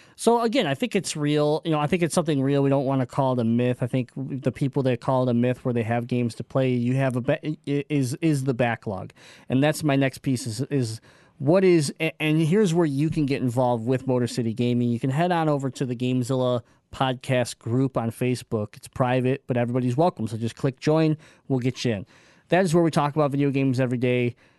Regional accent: Michigan, United States; we're from Michigan.

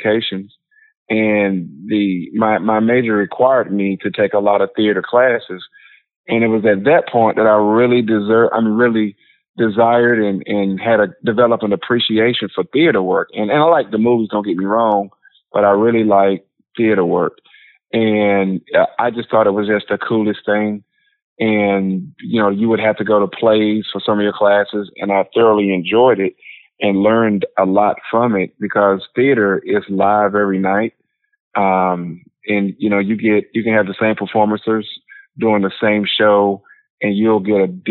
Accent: North Carolina, United States; growing up in North Carolina

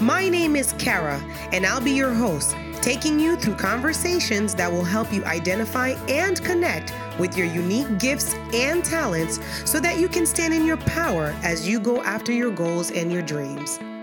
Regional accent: Port-au-Prince, Ouest, Haiti; I grew up in Haiti. Um, in Port au Prince, Haiti

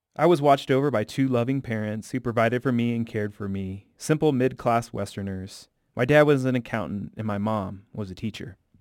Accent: Bloomington, Illinois, United States; moved away; my most vivid memories as a kid growing up in the Midwest

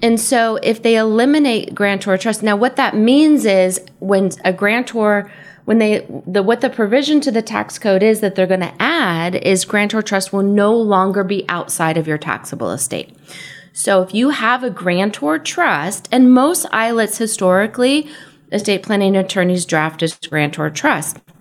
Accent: San Diego, California, United States; moved away as an adult; also born or lived in San Francisco / East Coast; I grew up here in San Diego

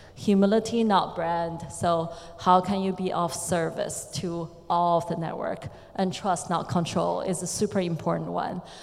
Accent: China; I come from China.

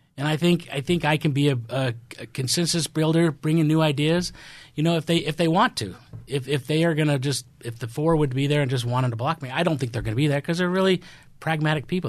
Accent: Midwest, United States; moved away; I'm from the Midwest. I have a different upbringing

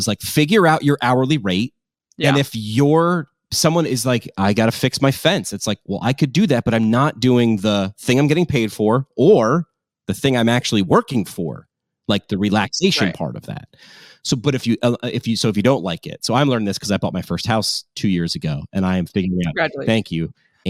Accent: New York, United States; Like, you know, I came from New York and you're a New Yorker. Like it's a personality thing.

